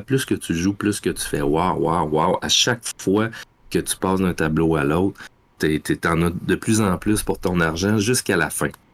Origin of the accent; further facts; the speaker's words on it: Rimouski, Quebec, Canada; Rimouski, mon patelin. Ça fait que j'ai puis le Bic, mon village